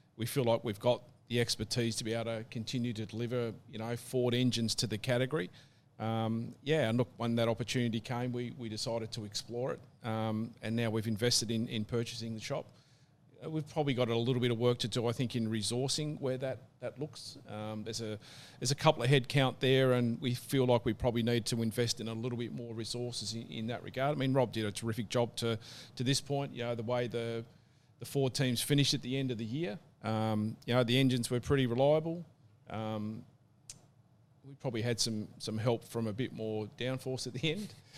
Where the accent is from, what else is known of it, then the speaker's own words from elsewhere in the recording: Tasmania, Australia; growing up in Tassie as a kid